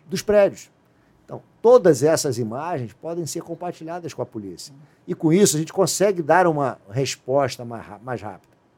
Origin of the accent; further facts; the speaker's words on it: Rio de Janeiro, Brazil; eu sou carioca. Moro no Rio de Janeiro.